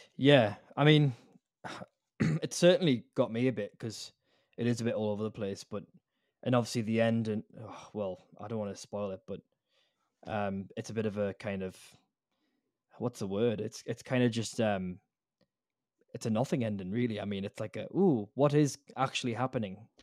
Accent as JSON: {"language": "English", "town": "Newcastle upon Tyne", "region": "North East England", "country": "United Kingdom", "tie": "born or raised there", "moved": "yes", "lives_now": "Australia", "said": "I'm from the UK, mate, like from Newcastle"}